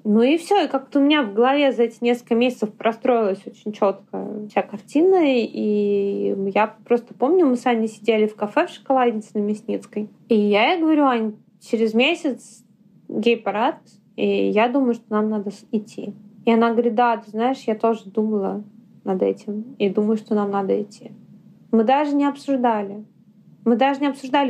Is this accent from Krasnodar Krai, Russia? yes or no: no; Yaroslavl, Yaroslavl Oblast, Russia; first language Russian; now in Moscow, Russia; Я из Ярославля